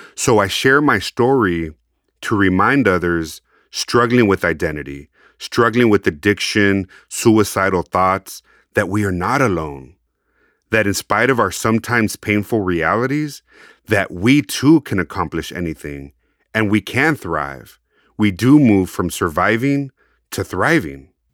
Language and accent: English; United States; accent: Chicano; my Chicano accent